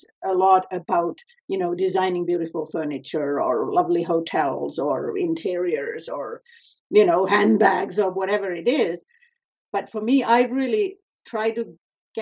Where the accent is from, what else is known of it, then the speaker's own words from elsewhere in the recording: Finland; now in Vancouver, Canada; since I moved away from Finland, I have never tried to do anything in Finland. I've been busy in North America and in Canada in particular.